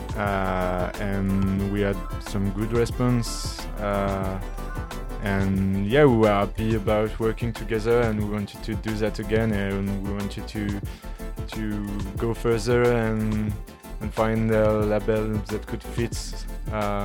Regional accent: Lyon, Auvergne-Rhône-Alpes, France; Originally, I'm from Lyon, France

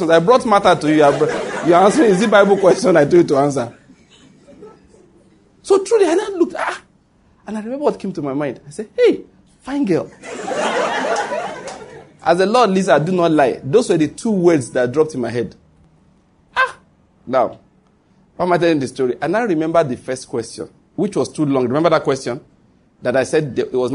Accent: Western Nigeria, Ondo, Nigeria; moved away as an adult; also born or lived in Edo State, Nigeria; now in Enugu, Nigeria; I was born in Ondo State, come from Western Nigeria. Went to school in Edo State.

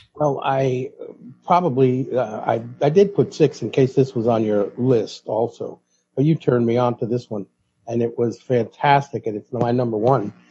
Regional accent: New York City, New York, United States; That was what I was taught growing up in the Bronx

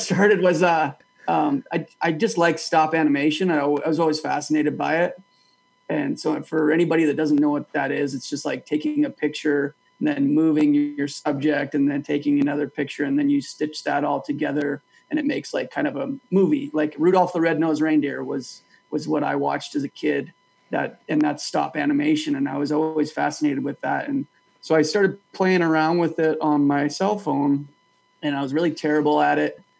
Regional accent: Calgary, Alberta, Canada; now in Boise, United States; So I grew up in Calgary, Alberta, Northwest Calgary

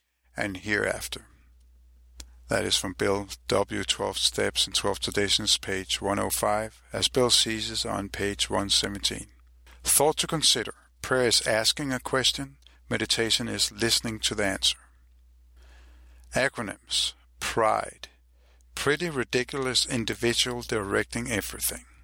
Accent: Copenhagen, Capital Region of Denmark, Denmark; I am from Copenhagen, Denmark

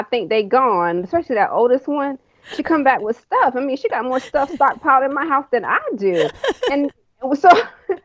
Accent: Fayetteville, North Carolina, United States; now in Raeford, United States; I'm from Fayetteville, which is near Fort Bragg

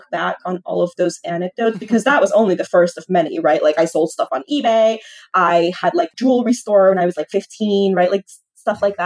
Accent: Lima, Peru; I was born in Lima and I grew up, you know, close to downtown in a big apartment building

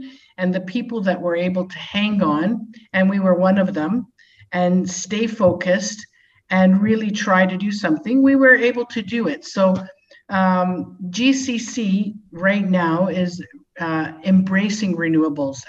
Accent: Toronto, Ontario, Canada; moved away as an adult; now in Dubai, United Arab Emirates; I'm from Canada, from Toronto. I live in Dubai, and I've moved here 15 years ago

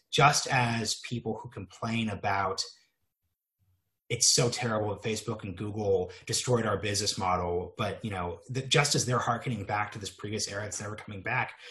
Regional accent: Oregon, United States; I'm from Oregon

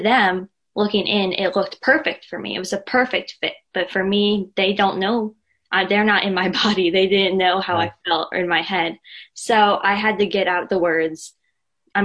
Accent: outside of Philadelphia, Pennsylvania, United States; I am from outside of Philadelphia, Pennsylvania.

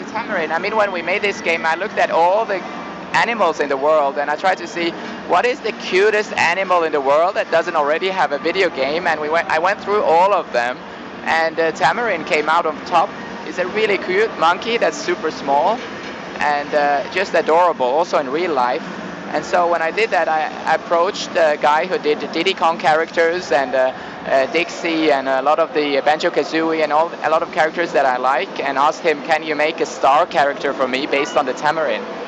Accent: Norway; I grew up in Norway

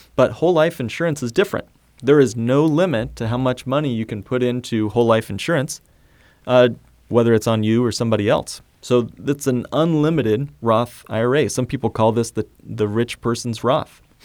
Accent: Indiana, United States; I grew up in Indiana

